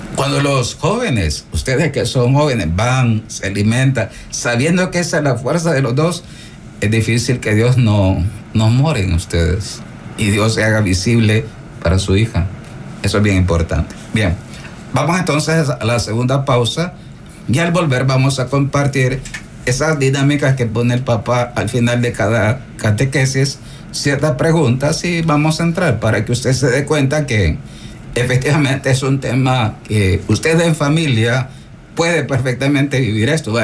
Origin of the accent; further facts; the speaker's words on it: El Salvador; nuestro camino de fe salvadoreño